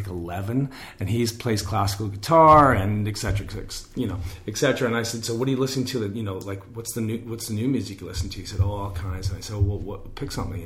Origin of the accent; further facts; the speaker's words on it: Vancouver, British Columbia, Canada; also born or lived in New Westminster; I was born in New Westminster and I grew up in Dunbar